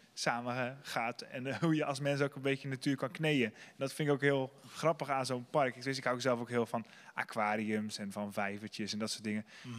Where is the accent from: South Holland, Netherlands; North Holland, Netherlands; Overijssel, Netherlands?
South Holland, Netherlands; Sliedrecht; ik kom zelf uit Sliedrecht